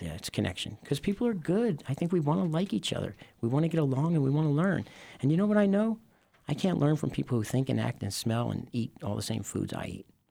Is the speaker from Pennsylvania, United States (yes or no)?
yes; Philadelphia, Pennsylvania, United States; I grew up in Philadelphia. Okay. Northeast part of Philly.